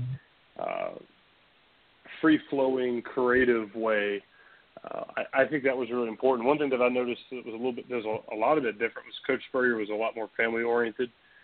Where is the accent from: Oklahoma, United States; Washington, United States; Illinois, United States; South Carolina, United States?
South Carolina, United States; Chapin; I was born and raised in Chapin, South Carolina